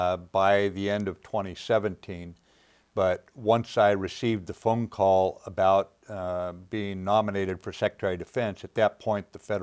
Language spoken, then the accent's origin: English; Pacific Northwest, United States; To me, it was a great place to grow up, a great time to grow up, and I thoroughly enjoyed growing up in the Pacific Northwest with all it had to offer, yes.